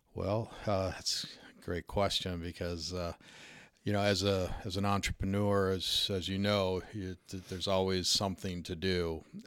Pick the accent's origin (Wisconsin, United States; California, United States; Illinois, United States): Illinois, United States; Park Ridge; I grew up in Park Ridge, which is a suburb of Chicago